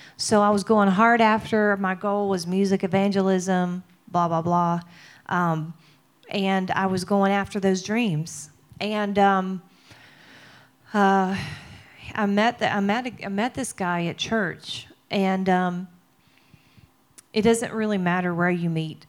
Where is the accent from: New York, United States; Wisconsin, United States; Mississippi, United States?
Mississippi, United States; I'm from Mississippi